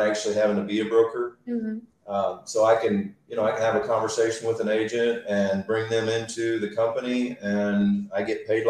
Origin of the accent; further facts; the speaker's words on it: rural Missouri, United States; I grew up locally here in rural Missouri